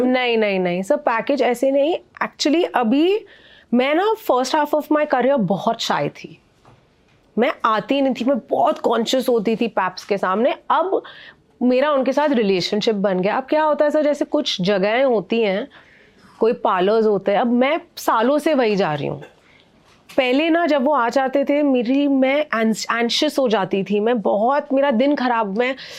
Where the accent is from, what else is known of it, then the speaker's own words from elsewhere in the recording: Mumbai, Maharashtra, India; it was beautiful my child hood because Bombay की life और वहाँ की लाइफ ना बहुत अलग है